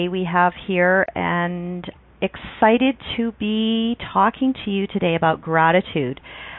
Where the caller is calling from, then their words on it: Calgary, Alberta, Canada; I'm calling from Calgary, Alberta.